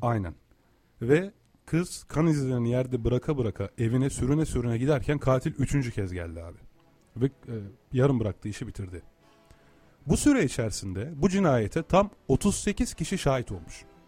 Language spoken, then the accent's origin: Turkish; Turkey; sen de ben de bu topraklarda doğduk değil mi? Yıllardır buralarda yaşıyoruz.